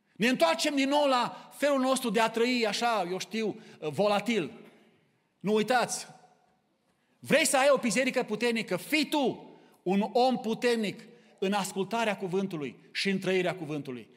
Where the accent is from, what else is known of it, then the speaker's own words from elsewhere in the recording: Romania; now in Kitchener, Canada; Noi suntem aici din România, din mai multe locuri